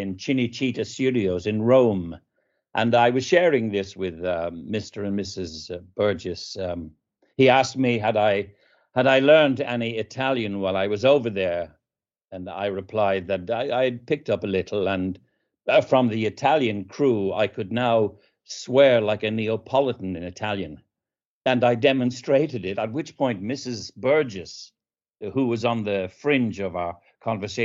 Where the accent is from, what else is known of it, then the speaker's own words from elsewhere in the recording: Dublin, Leinster, Ireland; moved away as an adult; also born or lived in London, United Kingdom; now in United States; my hometown of Dublin